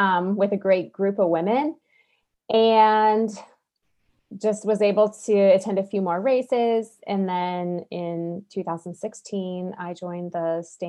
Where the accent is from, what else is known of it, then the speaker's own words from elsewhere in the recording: Montana, United States; Well, I grew up in Northwest Montana here with my mom and dad and four brothers, about 3 hours south of where we live now in the Flathead Valley.